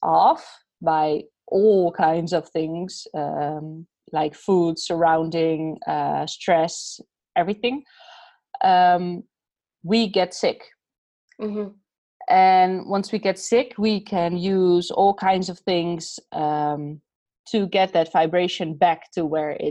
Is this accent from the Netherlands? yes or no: yes; Netherlands; I'm Dutch. I'm from the Netherlands.